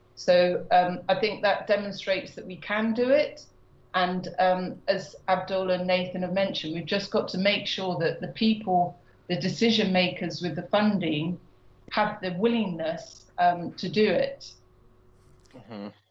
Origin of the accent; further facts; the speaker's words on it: Bristol, South West England, United Kingdom; Bristol, uh, which is my hometown